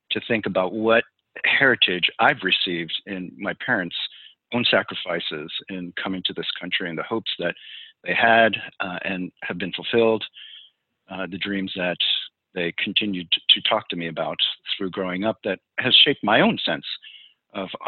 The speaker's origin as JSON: {"language": "English", "town": "New York City", "region": "New York", "country": "United States", "tie": "born there", "also_born_or_lived": "New Jersey / Pennsylvania", "said": "I was born in the Bronx in the shadow of Yankee Stadium, and lived in a few different places in New York. Eventually, our family uh, moved to New Jersey, and then from New Jersey to several different places in western Pennsylvania"}